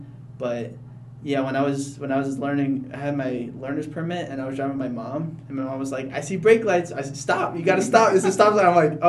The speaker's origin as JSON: {"language": "English", "town": "Wilmington", "region": "North Carolina", "country": "United States", "tie": "born or raised there", "also_born_or_lived": "New Jersey", "said": "So, I was born in New Jersey, and I moved down to Wilmington when I was a little kid. I was probably like 4 or 5. So I grew up most of my life on the beach"}